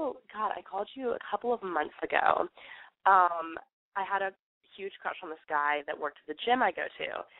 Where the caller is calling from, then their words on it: Athens, Georgia, United States; I'm calling from Athens, Georgia, and I'm 20 years old.